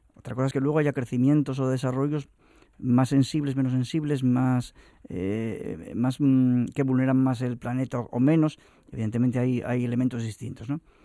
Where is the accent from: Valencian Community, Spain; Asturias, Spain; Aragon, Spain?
Asturias, Spain; los que no solamente hablamos asturiano y somos asturianos